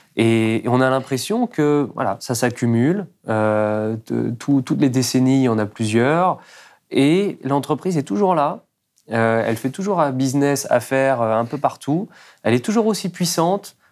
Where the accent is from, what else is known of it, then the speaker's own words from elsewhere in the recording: France; nous, en tant que Français, en tant que citoyens